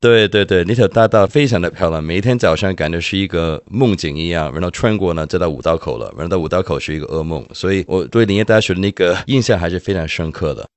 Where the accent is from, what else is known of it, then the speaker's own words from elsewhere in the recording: Hong Kong; 我的家乡香港